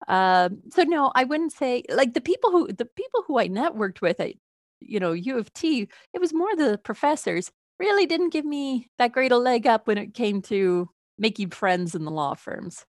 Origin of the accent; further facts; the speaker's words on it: Toronto, Ontario, Canada; moved away; originally, I am from Toronto.